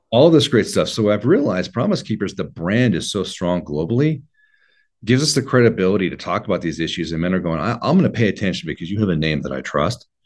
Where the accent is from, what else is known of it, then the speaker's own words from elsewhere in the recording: Oregon, United States; I was raised in Oregon.